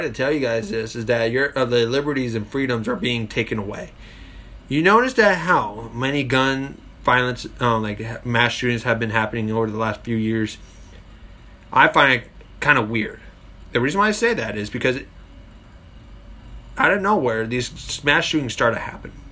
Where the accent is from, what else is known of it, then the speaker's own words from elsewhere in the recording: United Kingdom; But me, I'm a Brit, I'm a proud gun owner